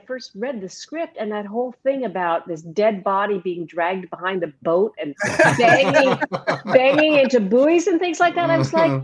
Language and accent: English; Edmonton, Alberta, Canada; moved away; I'm Canadian originally. And you know, Alberta? Alberta, that's correct. Edmonton, Alberta.